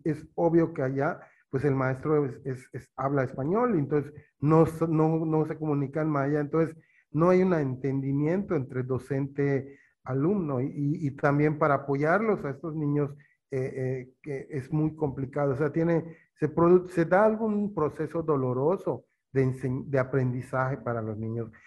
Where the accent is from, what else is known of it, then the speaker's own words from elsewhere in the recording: eastern Yucatán, Mexico; yo soy eh, oriente de Yucatán, pero he vivido en la mayoría de mi, mi, vida desde niño, juventud, en pueblos mayas